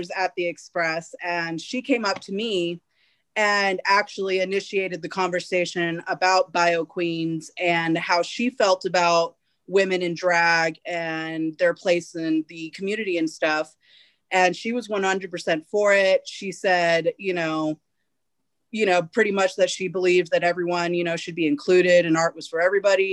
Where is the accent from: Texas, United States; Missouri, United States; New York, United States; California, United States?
California, United States; Fresno; I started all of it in my hometown, Fresno.